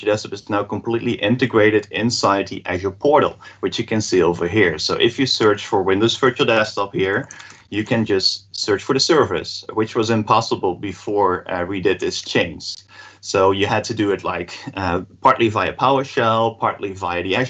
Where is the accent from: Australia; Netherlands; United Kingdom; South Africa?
Netherlands; I'm from the Netherlands